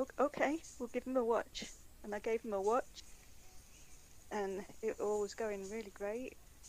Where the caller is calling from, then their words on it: Derbyshire, East Midlands, United Kingdom; From Derbyshire.